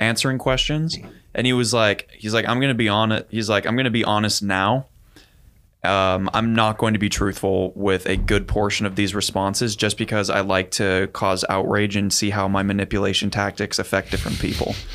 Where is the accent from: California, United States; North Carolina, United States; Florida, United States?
California, United States; I'm such a Californian